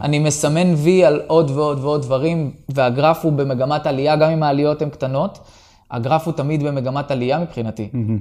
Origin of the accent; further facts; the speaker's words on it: Kiryat Shmona, Northern District, Israel; התחלתי ילד בקריית שמונה